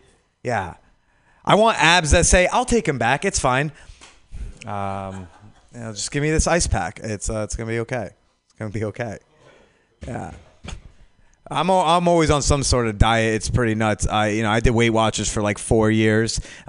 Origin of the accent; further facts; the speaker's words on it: New York City, New York, United States; Yeah, I came all the way from New York City for this.